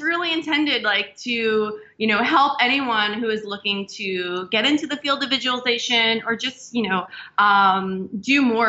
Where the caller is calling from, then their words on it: New York City, New York, United States; I'm calling in from New York City.